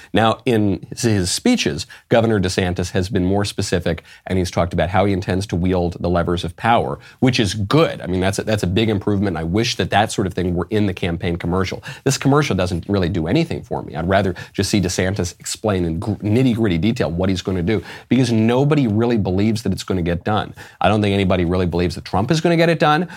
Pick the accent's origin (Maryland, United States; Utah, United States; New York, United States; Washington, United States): New York, United States; New York City; a New Yorker by birth and by education